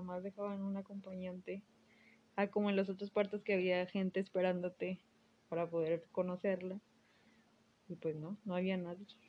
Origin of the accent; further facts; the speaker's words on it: Monterrey, Nuevo León, Mexico; soy regia